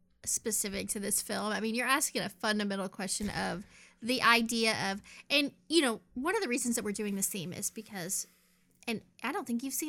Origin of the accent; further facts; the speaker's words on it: the South, United States; I'm from the South. We say terrible, terrible things.